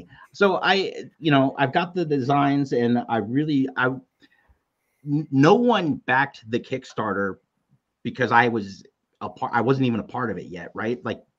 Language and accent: English; outside of Chicago, Illinois, United States; now in Denver, United States; I grew up outside of Chicago.